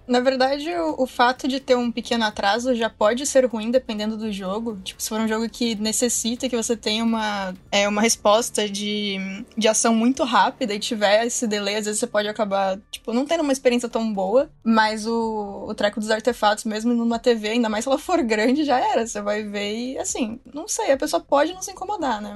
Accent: Vale do Paraíba, São Paulo, Brazil; Eu venho do Vale do Paraíba também

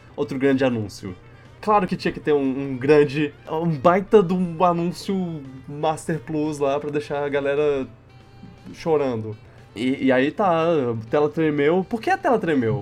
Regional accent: Brazil; sou brasileiro

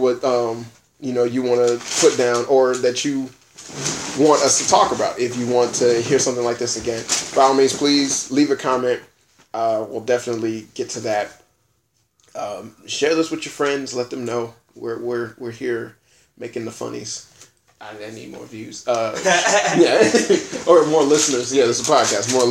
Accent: United States; I'm an American

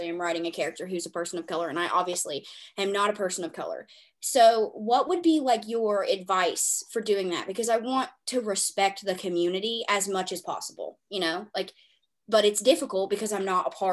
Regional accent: the South, United States; I was raised in the South

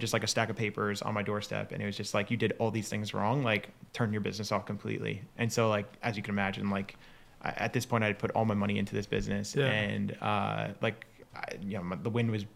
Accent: Bayonne, New Jersey, United States; now in Los Angeles, United States; So I grew up right outside New York City, Bayonne, New Jersey

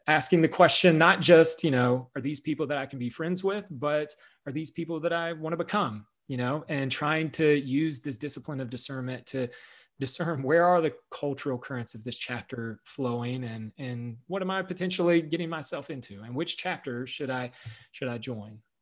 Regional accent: the South, United States; I grew up in the South

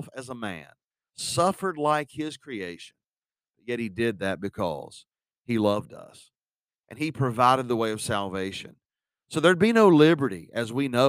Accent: United States; as an American

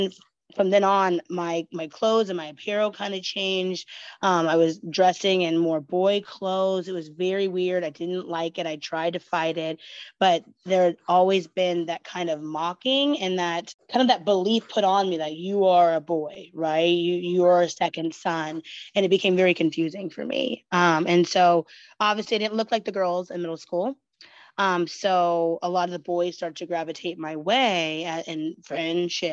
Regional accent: Oregon, United States; it kind of starts back in Oregon and Westland, where we grew up

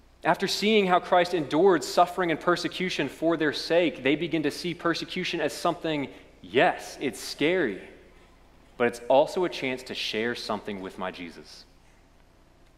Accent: Lexington, Kentucky, United States; accent: Lexington; my Lexington accent

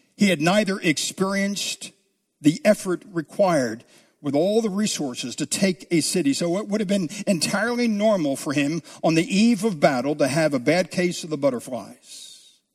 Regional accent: south of the Mason-Dixon line, United States; also born or lived in New Jersey; I grew up south of the Mason-Dixon line where football was king

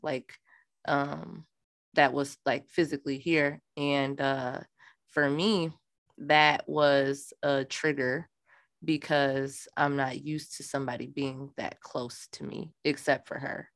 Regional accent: Minnesota, United States; I'm from Minnesota

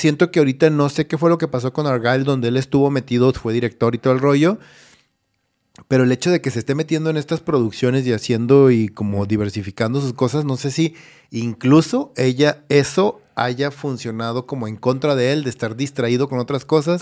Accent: Ciudad Obregón, Sonora, Mexico; Yo soy de Ciudad Obregón

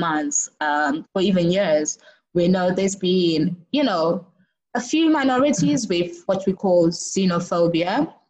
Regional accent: Zimbabwe; I'm from Zimbabwe

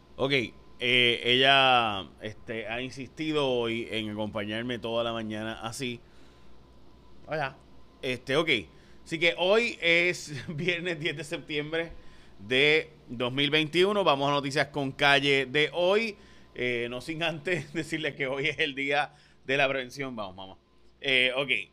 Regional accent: San Lorenzo, Puerto Rico; yo soy de San Lorenzo, mi familia vive entre San Lorenzo y Caguas, en el monte allí

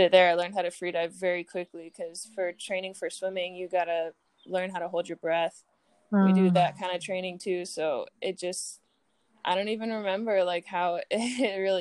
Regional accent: Hawaii, United States; I grew up in Hawaii

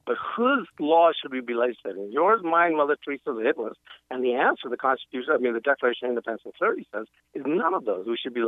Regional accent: Yemen; now in United States; I'm an immigrant to this country, right? I came here from Yemen. We were kicked out of Yemen.

